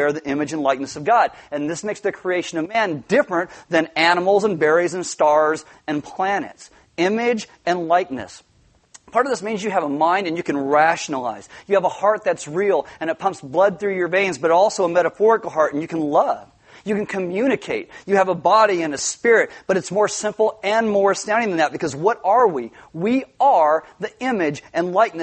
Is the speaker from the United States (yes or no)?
yes; Santa Maria, California, United States; I was actually born in Santa Maria